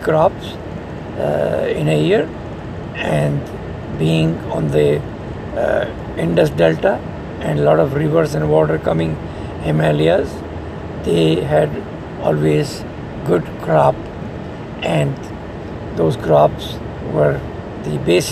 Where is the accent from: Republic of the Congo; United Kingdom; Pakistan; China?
Pakistan; in Pakistan, who had the same system as India